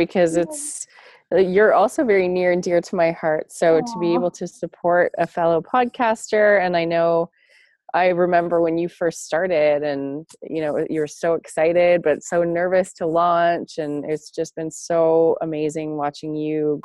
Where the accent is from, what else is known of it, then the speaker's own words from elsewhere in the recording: Toronto, Ontario, Canada; I grew up in the outskirts of Toronto, Ontario, Canada, and I moved to a small town in rural Canada, rural Ontario, when I was a preteen